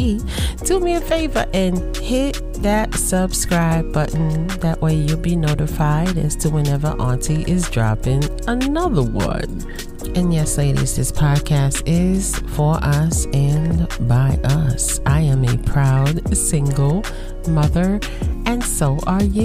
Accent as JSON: {"language": "English", "country": "United States", "said": "I'm African American"}